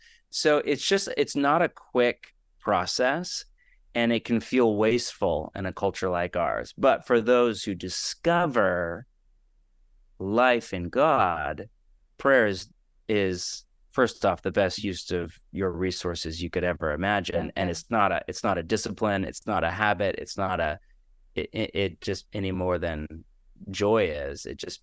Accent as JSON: {"language": "English", "region": "West Coast", "country": "United States", "tie": "born or raised there", "also_born_or_lived": "Portland", "lives_now": "Los Angeles, United States", "said": "Again, I'm born and raised in the West Coast, which is its own echo chamber. The people I interact with in Portland and now LA, those fears are almost non-existent."}